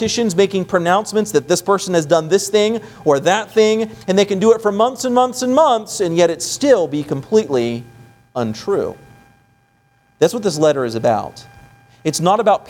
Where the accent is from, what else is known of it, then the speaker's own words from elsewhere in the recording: West Virginia, United States; moved away; also born or lived in Florida; I'm from, you know, the East Coast. I'm from West Virginia.